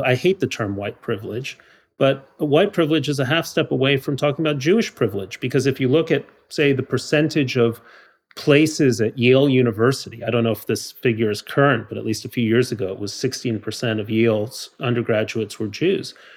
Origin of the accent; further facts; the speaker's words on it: Mexico City, Mexico; moved away; I grew up in Mexico City